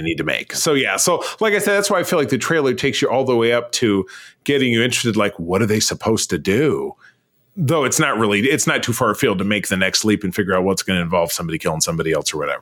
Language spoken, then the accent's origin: English; Detroit, Michigan, United States; Detroit, which is my hometown